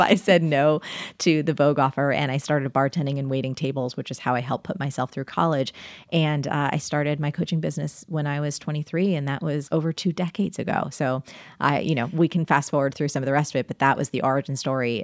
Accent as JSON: {"language": "English", "region": "New Jersey", "country": "United States", "said": "I'm from New Jersey"}